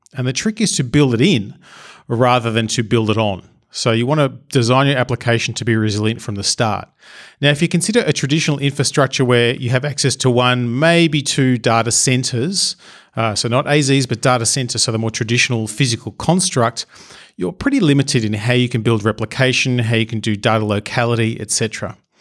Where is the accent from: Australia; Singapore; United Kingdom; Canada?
Australia; I'm Australian